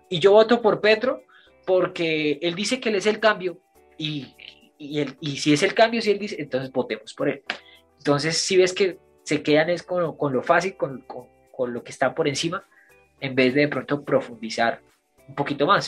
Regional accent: Colombia; yo también soy colombiano

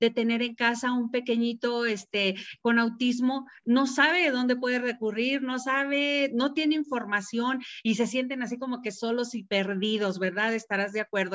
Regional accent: Mexico City, Mexico; now in San Luis Potosí, Mexico; a pesar de ser de la Ciudad de México como yo, nosotros ya tenemos mucho tiempo aquí

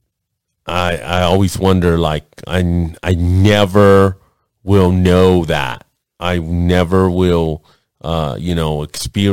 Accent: Los Angeles, California, United States; I'm Mexican. Born and raised in East Los Angeles in Lincoln Hospital on Soto Street

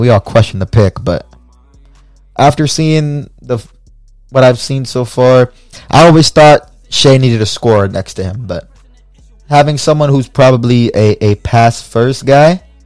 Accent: Fort Pierce, Florida, United States; also born or lived in Puerto Rico (family ancestry); my hometown of Fort Pierce, Florida

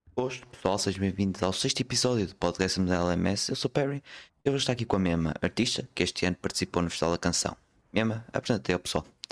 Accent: Porto, Norte, Portugal; Sou, sou do Porto, sou do Porto

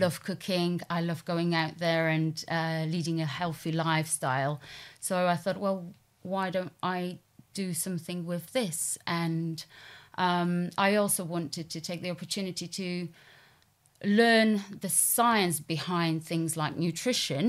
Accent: Poland; moved away as an adult; also born or lived in London; I'm originally from Poland, um, and that's where I grew up, went to school

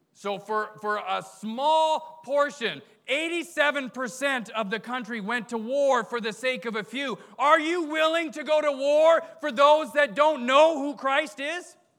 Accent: Canada; moved away; I grew up in Canada

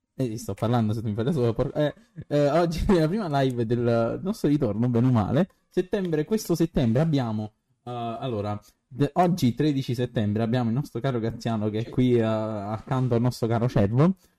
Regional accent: Naples, Campania, Italy; sono napoletano

